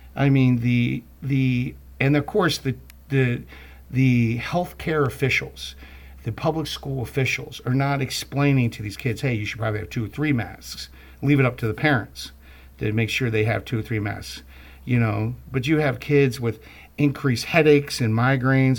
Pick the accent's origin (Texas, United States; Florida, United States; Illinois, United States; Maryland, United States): Maryland, United States; Baltimore; my own background growing up in Baltimore